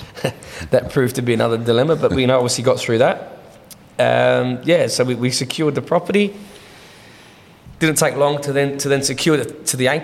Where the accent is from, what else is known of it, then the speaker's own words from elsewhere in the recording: Adelaide, South Australia, Australia; I grew up in the Hendon area